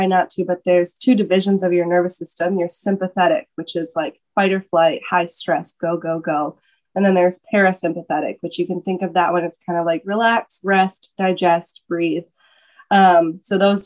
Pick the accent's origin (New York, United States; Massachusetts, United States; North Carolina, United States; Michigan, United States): Michigan, United States; moved away as an adult; also born or lived in Atlanta, Georgia; moved back to Michigan. I'm originally from Michigan.